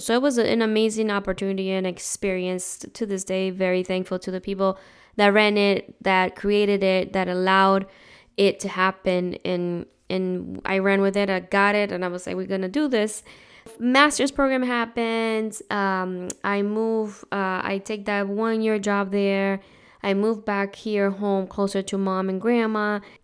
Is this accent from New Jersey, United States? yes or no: yes; New Jersey, United States; moved away as an adult; I grew up in New Jersey, and I've been in this state longer than I had been over there